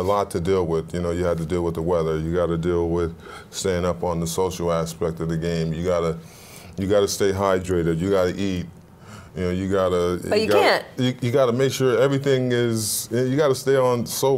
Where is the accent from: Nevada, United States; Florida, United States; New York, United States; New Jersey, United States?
New York, United States; Buffalo; I'm from Buffalo.